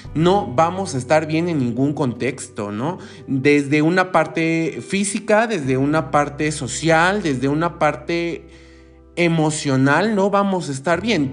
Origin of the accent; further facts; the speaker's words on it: Mexico; te lo digo como mexicano